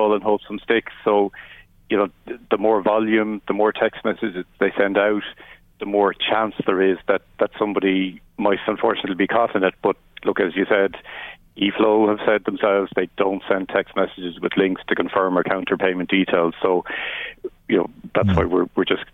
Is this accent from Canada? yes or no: no; Wicklow, Leinster, Ireland; I'm from Wicklow